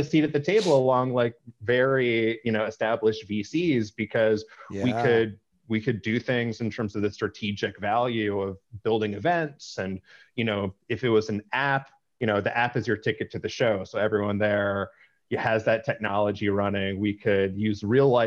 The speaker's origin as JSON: {"language": "English", "town": "Arlington", "region": "Virginia", "country": "United States", "tie": "born or raised there", "said": "I grew up outside Washington, D.C. in the suburbs in Arlington, Virginia"}